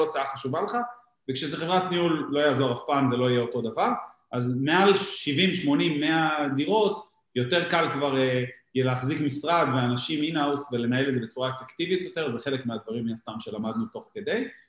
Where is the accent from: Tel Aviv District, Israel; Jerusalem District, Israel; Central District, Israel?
Tel Aviv District, Israel; Givatayim; אנחנו ילידי גבעתיים